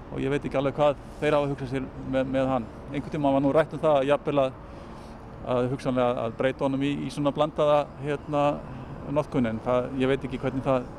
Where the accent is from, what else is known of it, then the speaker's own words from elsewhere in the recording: Reykjavík, Capital Region, Iceland; Ég ólst nú upp á Grettisgötunni